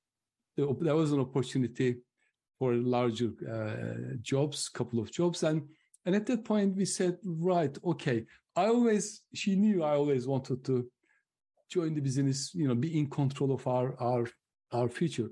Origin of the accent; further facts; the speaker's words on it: Turkey; moved away as an adult; now in United Kingdom; I'm originally from Turkey, but I lived longer in the UK than I lived in Turkey